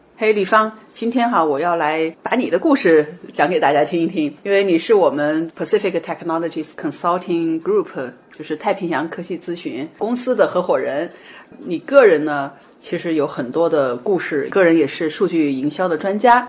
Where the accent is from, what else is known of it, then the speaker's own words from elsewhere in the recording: China; moved away as an adult; now in United States; 我们作为中国人，在美国或者在其他的国家语言不同